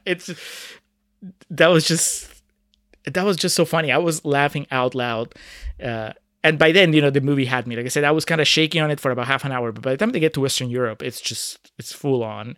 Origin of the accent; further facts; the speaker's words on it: Peru; moved away; my home country, about Peru